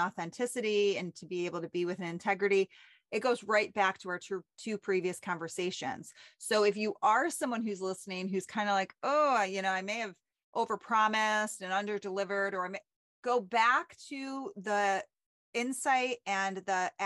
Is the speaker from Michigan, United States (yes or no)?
no; New Hartford, New York, United States; I grew up in New Hartford